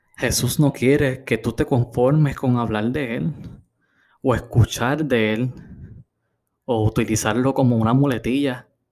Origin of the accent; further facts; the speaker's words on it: Puerto Rico; En Puerto Rico tenemos la peculiaridad